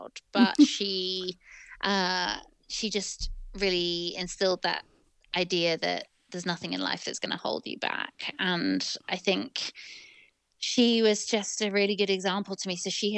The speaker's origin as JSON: {"language": "English", "town": "Manchester", "region": "North West England", "country": "United Kingdom", "tie": "born or raised there", "said": "I don't sound like I'm from Manchester. So my parents are not from there, but they were living there for my dad's work. And my brother and I grew up there."}